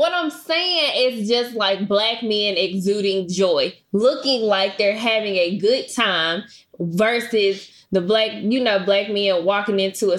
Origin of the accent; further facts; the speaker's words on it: Memphis, Tennessee, United States; I'm originally from Memphis.